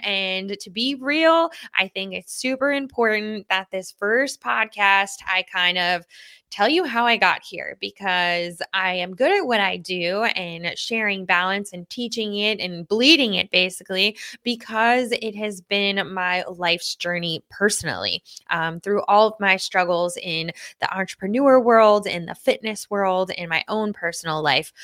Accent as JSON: {"language": "English", "town": "Lynbrook", "region": "New York", "country": "United States", "tie": "born or raised there", "said": "I grew up in Lynbrook, New York"}